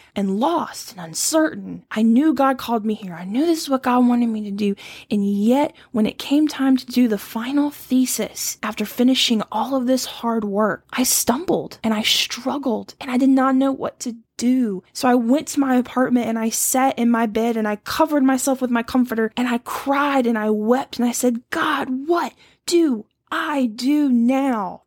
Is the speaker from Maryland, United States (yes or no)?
no; Louisiana, United States; moved away as an adult; also born or lived in Ohio; I grew up in Louisiana